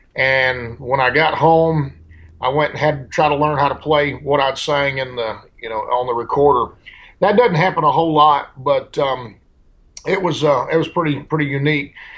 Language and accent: English; El Dorado, Arkansas, United States; now in Nashville, United States; my hometown, El Dorado, Arkansas